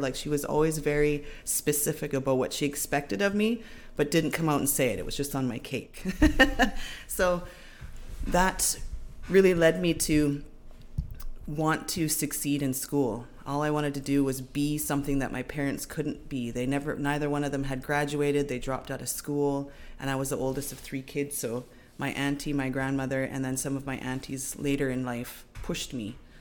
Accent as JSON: {"language": "English", "area": "Seabird Island First Nation", "region": "British Columbia", "country": "Canada", "tie": "born or raised there", "said": "I'm from Seabird Island um, First Nation, born and raised"}